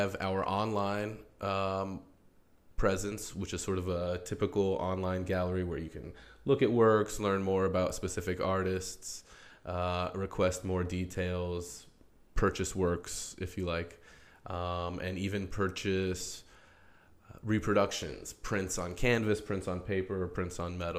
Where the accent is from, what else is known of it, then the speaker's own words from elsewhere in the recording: Albuquerque, New Mexico, United States; I'm originally from Albuquerque, New Mexico, but I have lived as something of a nomadic artist.